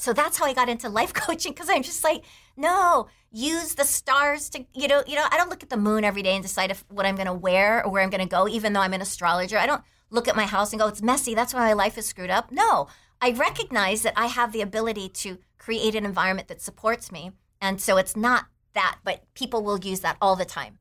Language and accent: English; Taiwan; moved away; I grew up in Taiwan